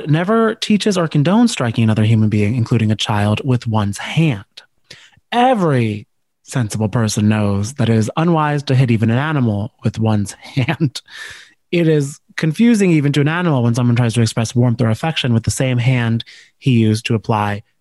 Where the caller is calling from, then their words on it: New Jersey, United States; let me tell you, I'm recording from Jersey.